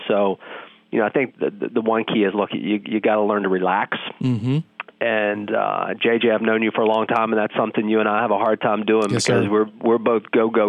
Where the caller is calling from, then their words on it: Charlotte, North Carolina, United States; I'm in Charlotte almost every day, brother.